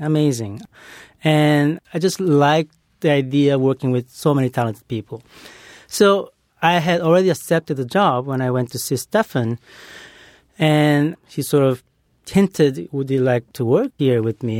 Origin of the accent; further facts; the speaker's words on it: Brazil; moved away; growing up in Brazil